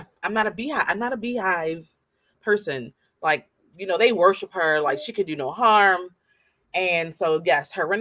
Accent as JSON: {"language": "English", "town": "Baltimore", "region": "Maryland", "country": "United States", "said": "we're from Baltimore"}